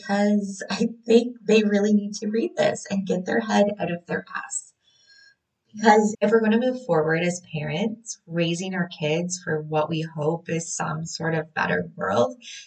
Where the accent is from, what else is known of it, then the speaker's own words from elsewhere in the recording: Canada; a Canadian birth worker